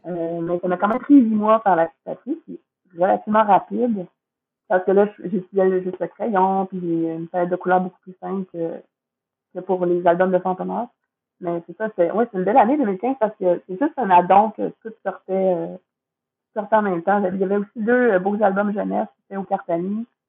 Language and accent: French; Quebec, Canada; c'est quand même ma ville, hum, ma culture. Je suis québécoise, mes, grands-parents parlaient de même